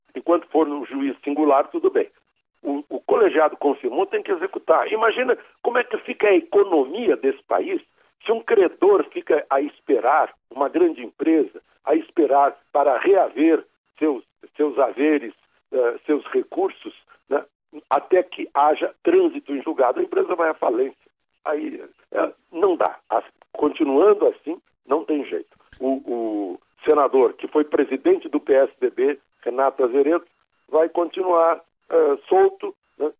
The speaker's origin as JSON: {"language": "Portuguese", "region": "Rio Grande do Sul", "country": "Brazil", "accent": "Rio Grande do Sul pronunciation of L", "said": "a minha pronúncia do L lá do Rio Grande do Sul"}